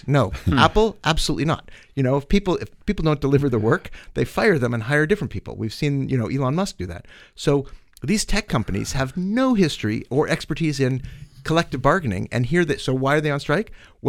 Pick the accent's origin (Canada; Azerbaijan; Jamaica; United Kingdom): Canada; Winnipeg, Manitoba; I grew up in Winnipeg.